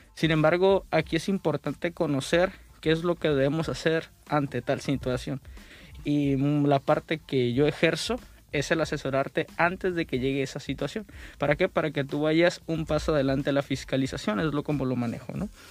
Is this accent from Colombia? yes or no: no; Mexico; como buenos mexicanos siempre decimos